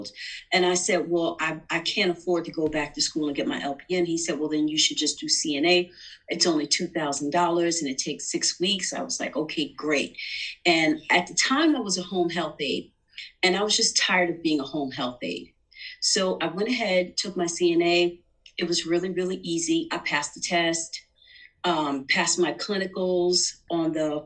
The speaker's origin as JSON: {"language": "English", "town": "New York City", "region": "New York", "country": "United States", "tie": "born or raised there", "said": "I'm a New Yorker. I was born in Manhattan and I was raised in Queens"}